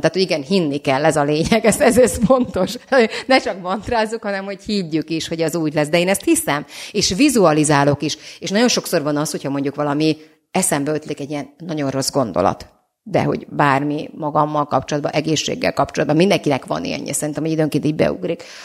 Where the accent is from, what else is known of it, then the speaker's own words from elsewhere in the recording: Bonyhád, Tolna, Hungary; now in Budapest, Hungary; Bonyhád és Szexár 15 kilométer volt, és hát egy, egy, met, egy hatalmas metropolisznak tűnt hozzánk képest